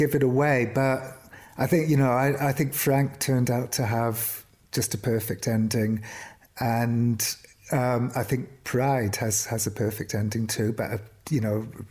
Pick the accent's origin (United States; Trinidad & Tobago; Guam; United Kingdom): United Kingdom; Cardiff, Wales; But I don't think my accent's particularly Welsh anyway, even though I grew up in Wales. I grew up in Cardiff